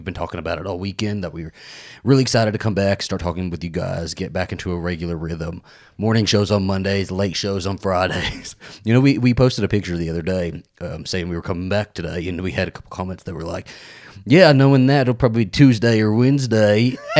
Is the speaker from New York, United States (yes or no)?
yes; New York, United States; I'm born and bred New York, you know. I am from New York, you know, when I used to live in New York.